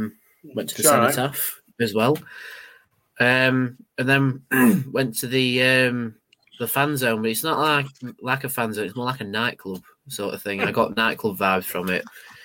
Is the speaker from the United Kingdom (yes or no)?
yes; Rotherham, Yorkshire and the Humber, United Kingdom; We were saying we're from Sheffield because nobody down south knows where Rotherham is, effectively.